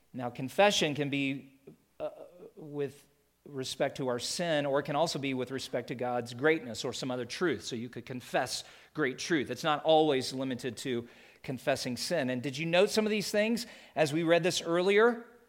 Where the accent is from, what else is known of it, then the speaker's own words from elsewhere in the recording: the East, United States; moved away as an adult; I grew up in the East